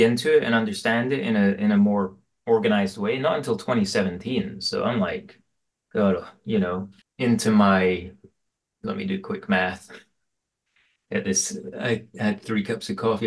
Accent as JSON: {"language": "English", "town": "Aberdeen", "region": "Scotland", "country": "United Kingdom", "tie": "born or raised there", "moved": "yes", "lives_now": "Portland, United States", "said": "I grew up in Aberdeen in Scotland in the eighties"}